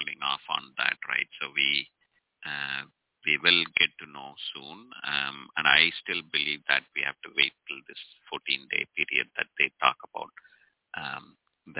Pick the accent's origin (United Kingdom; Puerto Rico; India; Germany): India; being an Indian